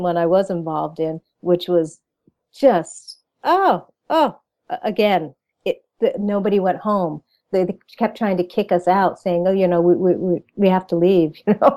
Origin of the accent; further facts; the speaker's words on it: Pawcatuck, Connecticut, United States; I am from a little town called Pawcatuck, Connecticut